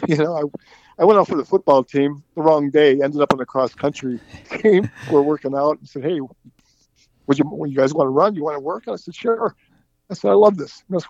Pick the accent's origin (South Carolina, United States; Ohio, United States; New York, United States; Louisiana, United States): Ohio, United States; Cleveland; I hail from Cleveland, Ohio. I grew up in the North Collinwood district in Cleveland, attended St. Mary's grade school in Collinwood, and then Cleveland St. Joseph High School in Cleveland.